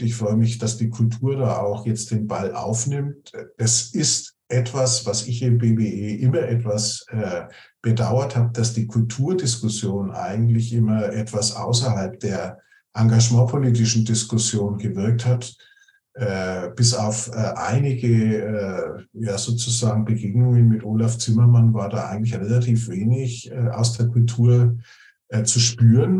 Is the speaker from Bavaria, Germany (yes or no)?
yes; Nuremberg, Bavaria, Germany; ich komme aus Nürnberg